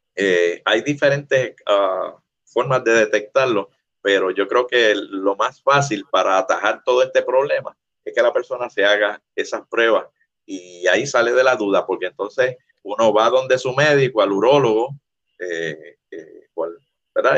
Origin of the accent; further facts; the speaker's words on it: Puerto Rico; Como decimos en Puerto Rico